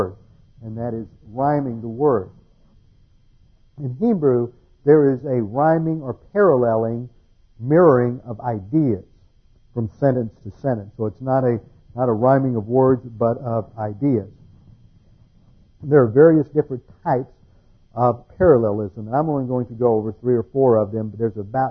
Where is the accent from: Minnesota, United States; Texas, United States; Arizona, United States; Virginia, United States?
Texas, United States; Houston; moved away; when I grew up in Houston